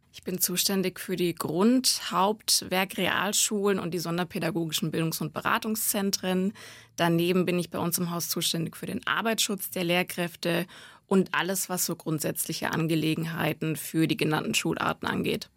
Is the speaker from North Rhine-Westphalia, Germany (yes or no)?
no; Gotha, Thuringia, Germany; moved away; aus Thüringen, aus Gotha